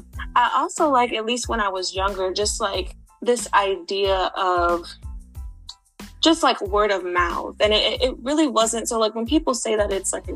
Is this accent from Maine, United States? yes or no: no; Los Angeles, California, United States; also born or lived in Baltimore; Right. I was born in Baltimore and then I moved to Los Angeles But I was always back on the East Coast because my dad still lived out here.